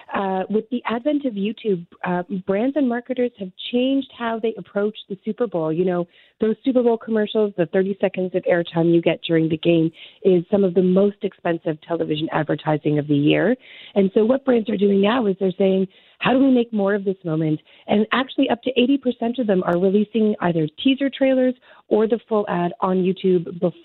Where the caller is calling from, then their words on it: Toronto, Ontario, Canada; I am joining you from Toronto this morning.